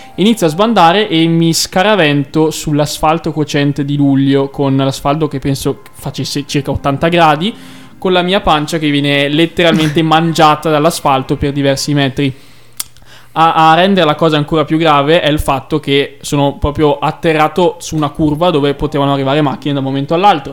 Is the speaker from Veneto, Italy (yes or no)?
yes; Valdagno, Veneto, Italy; ospedale San Lorenzo di Valdagno, carissimo ospedale che mi ha fatto nascere